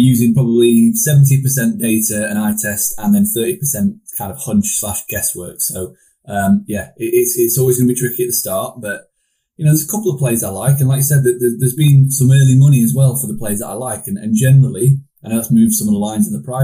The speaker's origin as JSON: {"language": "English", "town": "Sheffield", "region": "Yorkshire and the Humber", "country": "United Kingdom", "said": "I'm from Sheffield"}